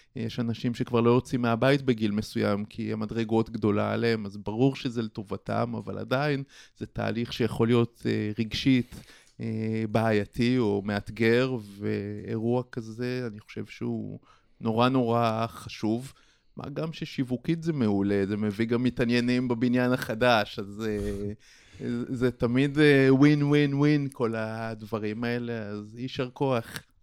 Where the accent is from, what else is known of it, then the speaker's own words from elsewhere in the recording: Israel; now in Petah Tikva, Israel; אני מקיבוץ במקור